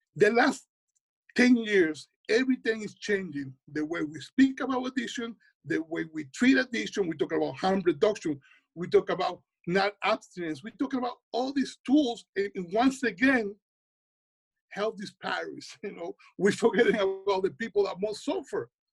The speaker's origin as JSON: {"language": "English", "country": "Dominican Republic", "tie": "born or raised there", "also_born_or_lived": "New York", "moved": "yes", "said": "I was born in New York, raised in the Dominican Republic."}